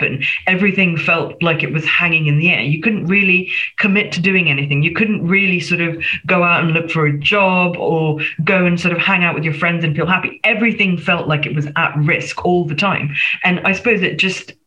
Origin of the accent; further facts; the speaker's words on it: Singapore; moved away as an adult; now in United Kingdom; I'm a migrant. I was born in Singapore, again, so an ex-colony. And I came here as a student in the first instance.